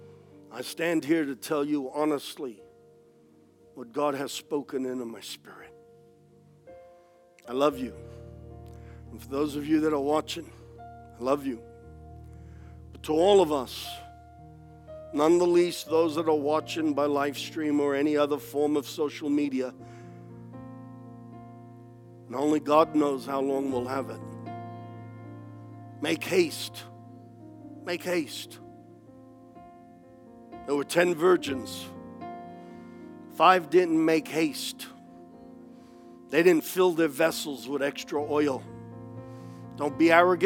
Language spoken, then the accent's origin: English; United States; I am an American